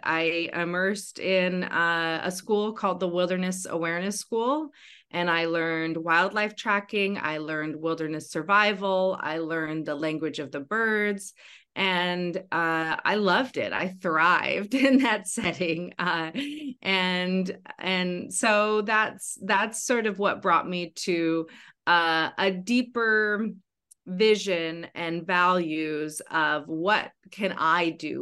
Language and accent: English; Western Washington, United States; my Western Washington wilderness